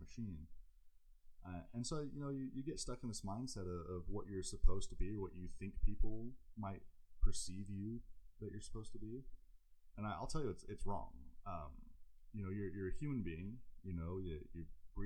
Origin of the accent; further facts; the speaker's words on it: England, United Kingdom; moved away; I grew up in England under an abusive father that we had a court order to leave the country to seek time with where my mom's family was